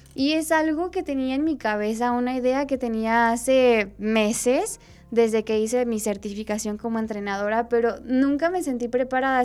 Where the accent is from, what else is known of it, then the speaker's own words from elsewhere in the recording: Mexico; nuestra realidad como mexicanos.